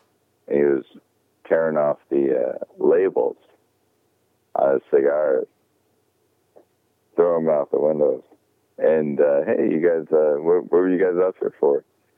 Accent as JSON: {"language": "English", "country": "United States", "said": "as American"}